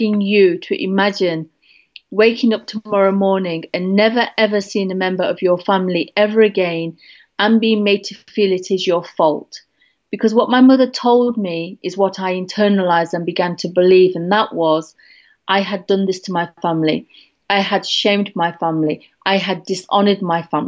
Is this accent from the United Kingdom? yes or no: yes; Derby, East Midlands, United Kingdom; moved away; I'm coming right now back to my hometown in Derby